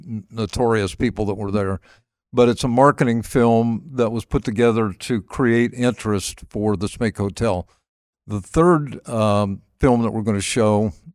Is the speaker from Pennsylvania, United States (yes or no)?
no; Dayton, Ohio, United States; also born or lived in Columbia, South Carolina; And so I grew up in Dayton, and we would come up and spend the month of August.